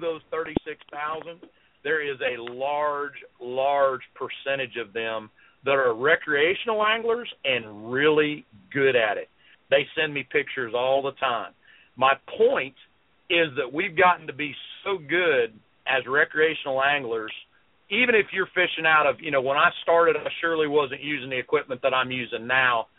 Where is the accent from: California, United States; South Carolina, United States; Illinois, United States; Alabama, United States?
South Carolina, United States; also born or lived in Columbia, South Carolina; I'm from South Carolina. I live right dead in the middle of the state in Columbia.